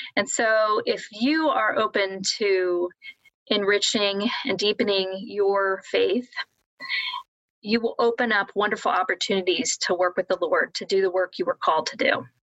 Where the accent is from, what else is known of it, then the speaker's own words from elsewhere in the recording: Columbus, Ohio, United States; moved away as an adult; now in South Bend, United States; I'm originally from Columbus, Ohio